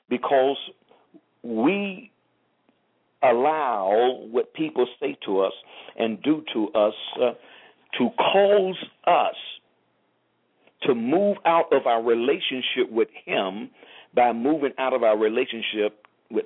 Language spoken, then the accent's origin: English; St. Petersburg, Florida, United States; moved away as an adult; now in South Florida, United States; once I left St. Petersburg, I left everything and everyone